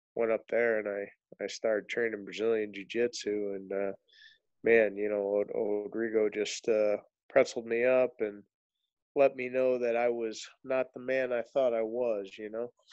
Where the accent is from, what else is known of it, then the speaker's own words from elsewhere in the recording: St. Louis, Missouri, United States; I grew up in uh, South County, born and raised in St. Louis